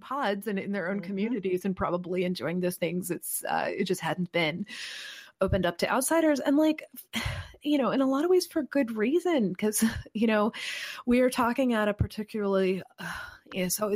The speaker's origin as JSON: {"language": "English", "region": "Kentucky", "country": "United States", "said": "I'm from Kentucky"}